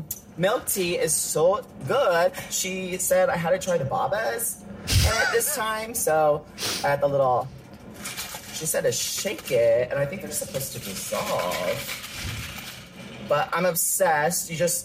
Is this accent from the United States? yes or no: yes; Texas, United States; I'm from Texas, y'all.